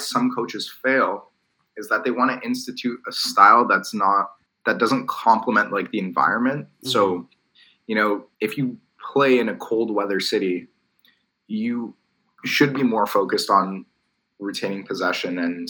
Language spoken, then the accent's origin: English; Atlantic Canada, Canada; But growing up on the East Coast in Canada, you know, these games are prime time, right?